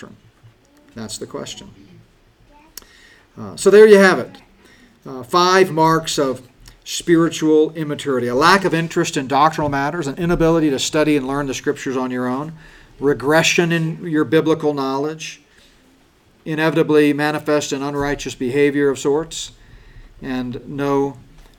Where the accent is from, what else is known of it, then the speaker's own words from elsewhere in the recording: United States; We've been so blessed as American Christians